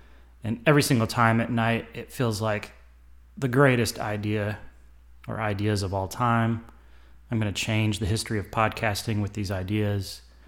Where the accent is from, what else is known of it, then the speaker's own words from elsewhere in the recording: Nashville, Tennessee, United States; I did grow up in the South, obviously. I was born in Nashville. I was raised in a suburb of Nashville. It was a small town at the time.